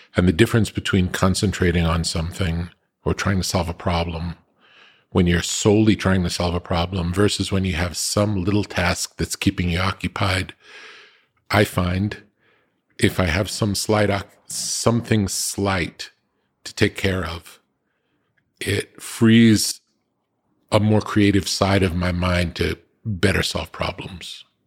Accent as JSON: {"language": "English", "region": "East Coast", "country": "United States", "tie": "born or raised there", "also_born_or_lived": "New York / California", "said": "growing up on the East Coast"}